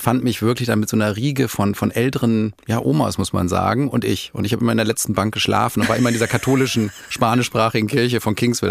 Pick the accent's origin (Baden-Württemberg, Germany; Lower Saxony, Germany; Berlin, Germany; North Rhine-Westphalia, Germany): North Rhine-Westphalia, Germany; Dortmund; moved away as an adult; also born or lived in Madrid; Wir kamen damals, also wir kommen aus Dortmund